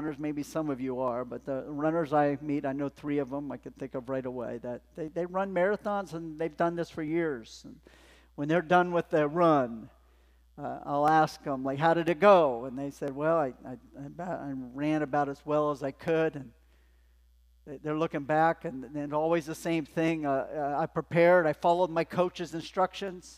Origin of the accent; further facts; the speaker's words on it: Los Angeles, California, United States; I grew up in Los Angeles outside